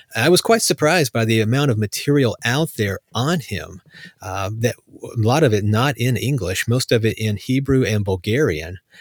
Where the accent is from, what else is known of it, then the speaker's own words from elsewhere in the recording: United States; as an American